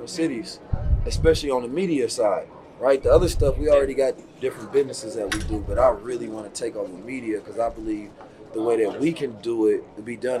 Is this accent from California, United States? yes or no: yes; Oakland, California, United States; also born or lived in St. Louis, Missouri; And so I grew up in Oakland and St. Louis